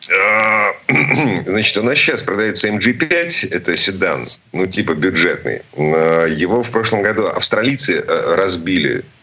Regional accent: Saint Petersburg, Russia; из Петербурга

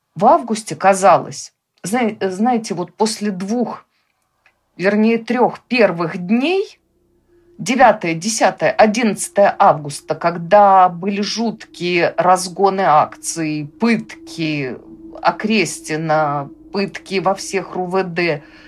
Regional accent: Belarus; мы, белорусы

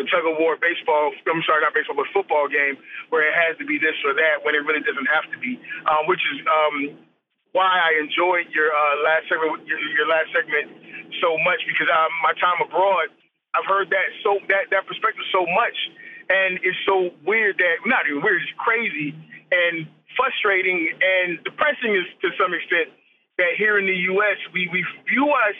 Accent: United States; I'm an American. I live in America

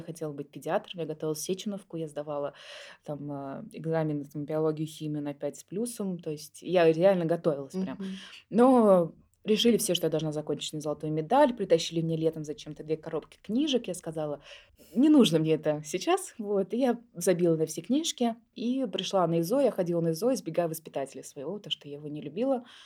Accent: Moscow, Russia; я родилась в Москве у двух студентов Тимирязевской академии

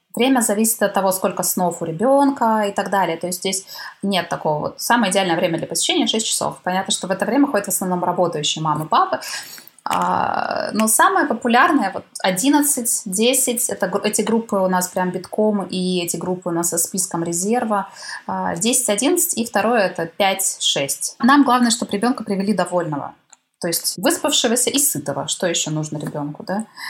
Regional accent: Korsakov, Sakhalin Oblast, Russia; moved away; моего родного города Корсакова, Сахалинской области

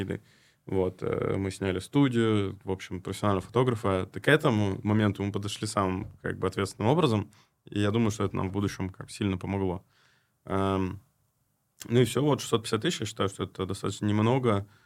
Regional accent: Krasnoyarsk, Krasnoyarsk Krai, Russia; Я в тот момент находился в Красноярске, это вообще мой родной город

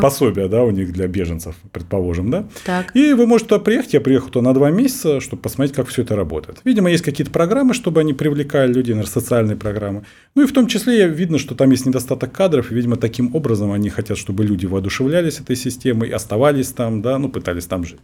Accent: Russia; я врач из России

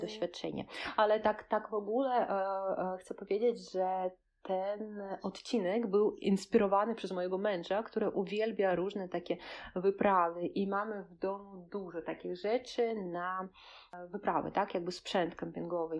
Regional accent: Kaliningrad, Kaliningrad Oblast, Russia; Polish is a second language; nad zatoką tutaj u nas w Kaliningradzie

